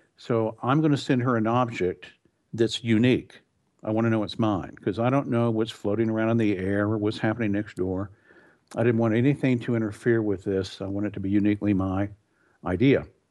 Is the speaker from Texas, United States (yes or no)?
yes; Texas, United States; moved away as an adult; also born or lived in California; I grew up in Texas. I had, uh, moved to California.